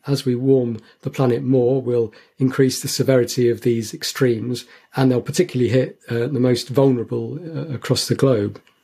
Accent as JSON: {"language": "English", "town": "St Albans", "region": "East of England", "country": "United Kingdom", "tie": "born or raised there", "moved": "yes", "said": "where I was growing up in St Albans"}